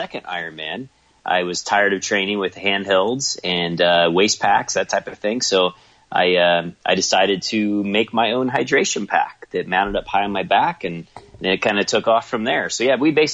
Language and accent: English; Kansas, United States; also born or lived in Corona, California; now in Castle Rock, United States; I grew up a country boy in Kansas and live in Colorado now